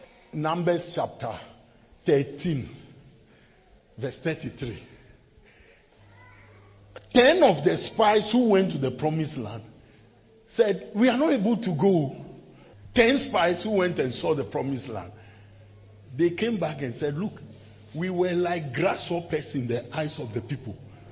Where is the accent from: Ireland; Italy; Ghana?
Ghana; Accra, Greater Accra; And of course, when I went back to school, I'm from Accra.